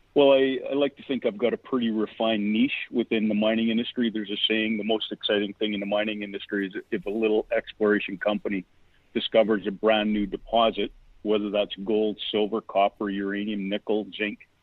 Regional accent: Vancouver, British Columbia, Canada; moved away as an adult; now in California, United States; I'm from Vancouver, Canada. I went to university there

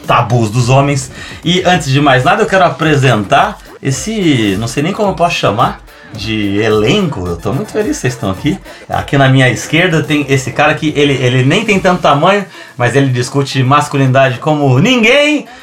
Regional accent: São José do Rio Preto, São Paulo, Brazil; also born or lived in Rio Grande do Sul; eu sou natural de São José do Rio Preto, que é uma cidade do interior de São Paulo.

